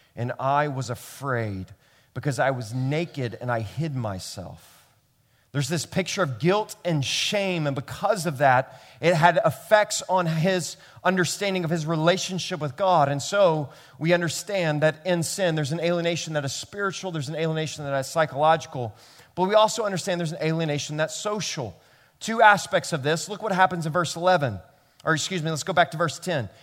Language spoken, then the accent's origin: English; Memphis, Tennessee, United States; now in New York City, United States; I grew up in Memphis, Tennessee